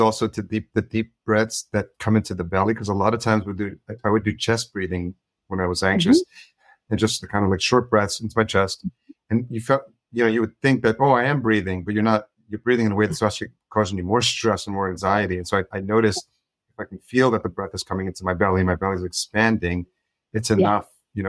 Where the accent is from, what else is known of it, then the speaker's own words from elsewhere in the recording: Yonkers, New York, United States; I grew up in Yonkers, just as a New York City.